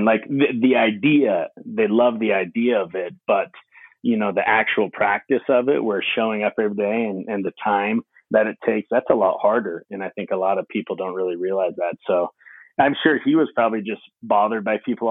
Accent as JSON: {"language": "English", "town": "Hailey", "region": "Idaho", "country": "United States", "tie": "born or raised there", "also_born_or_lived": "Southern California", "moved": "as an adult", "said": "I grew up in Haley, Idaho, Sun Valley, Idaho, big ski resort town."}